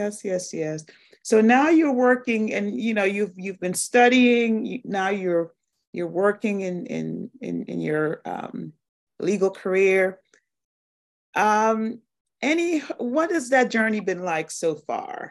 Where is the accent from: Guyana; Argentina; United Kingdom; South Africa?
Guyana; Kezia and I are Guyanese by birth, and we actually went to the same high school in Guyana